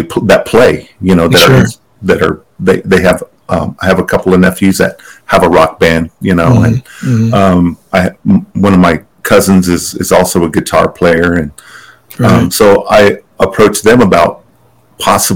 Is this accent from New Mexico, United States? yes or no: yes; Pueblo of Laguna, New Mexico, United States; I'm from the Pueblo of Laguna